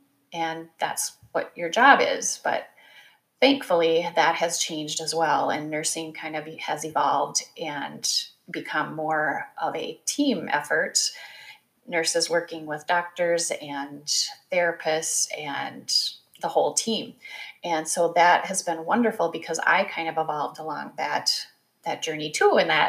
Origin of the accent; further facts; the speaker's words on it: Midwest, United States; growing up in the Midwest as the oldest of four kids, you kind of do what you're told to do.